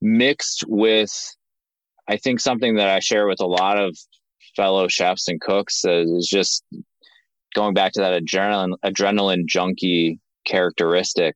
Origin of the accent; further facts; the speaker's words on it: Linthicum, Maryland, United States; moved away; We grew up in Maryland, right outside of Baltimore in a town called Linthicum